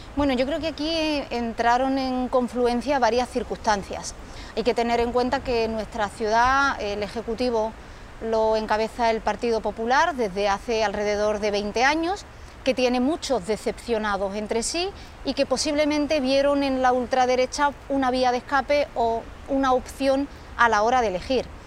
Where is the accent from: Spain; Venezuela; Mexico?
Spain; Ceuta; en mi pueblo, en Ceuta